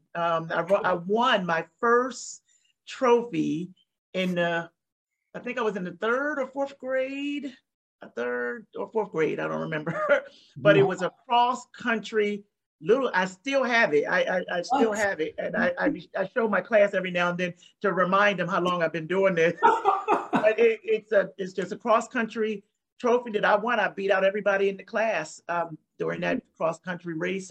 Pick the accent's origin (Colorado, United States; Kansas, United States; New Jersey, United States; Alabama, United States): New Jersey, United States; I grew up in South Jersey. I'm from New Jersey. South Jersey.